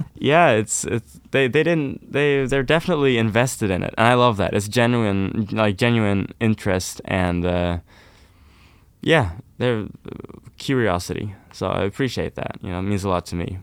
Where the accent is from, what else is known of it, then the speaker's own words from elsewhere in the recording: Oslo, Norway; I'm from Oslo, Norway. So I'm from the town